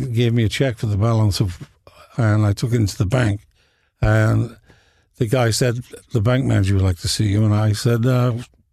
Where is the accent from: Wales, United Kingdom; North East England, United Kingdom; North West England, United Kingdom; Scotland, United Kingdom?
North West England, United Kingdom; Liverpool